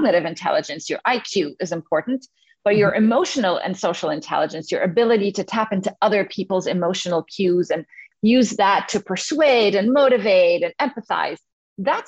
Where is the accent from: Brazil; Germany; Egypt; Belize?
Egypt; moved away as an adult; also born or lived in Cairo, Egypt / England; now in United States; I grew up in the Middle East. I'm originally from Egypt.